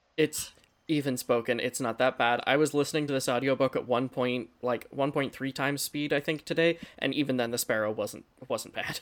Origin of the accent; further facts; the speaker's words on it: Pennsylvania, United States; we're all from Pennsylvania.